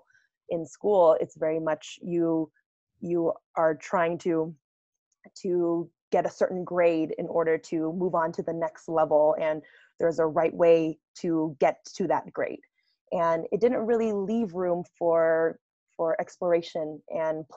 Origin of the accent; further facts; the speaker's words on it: United States; So I grew up in the States, and I come from a first generation family